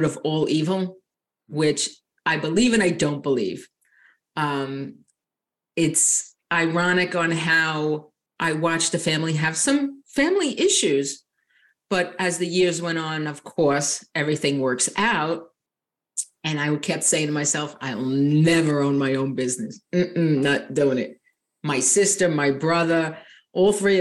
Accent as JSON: {"language": "English", "area": "Long Island", "region": "New York", "country": "United States", "tie": "born or raised there", "moved": "as an adult", "lives_now": "Southern Florida, United States", "said": "I was actually born and raised on Long Island, New York."}